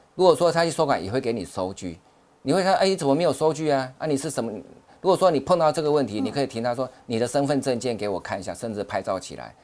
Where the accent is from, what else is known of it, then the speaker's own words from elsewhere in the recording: Taiwan; 我们台湾人的口音